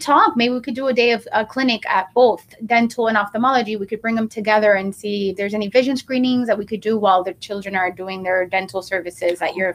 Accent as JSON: {"language": "English", "town": "Miami", "region": "Florida", "country": "United States", "tie": "born or raised there", "also_born_or_lived": "New York", "said": "I was raised in Miami. I came at the age of five"}